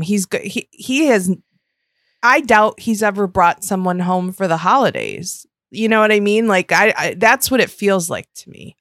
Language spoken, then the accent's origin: English; Western New York, United States; I'm from Western New York.